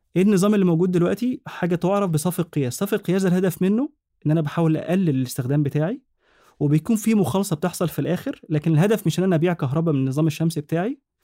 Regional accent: Egypt; عندنا في مصر

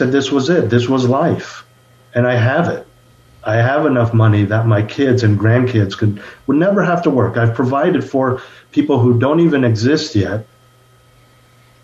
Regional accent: Bay Area, California, United States; moved away as an adult; also born or lived in Los Angeles; I was born and raised in the Bay Area, born to two immigrant parents.

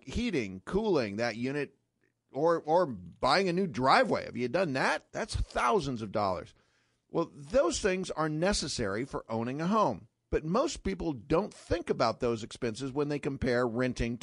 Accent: California, United States; moved away; I grew up in California

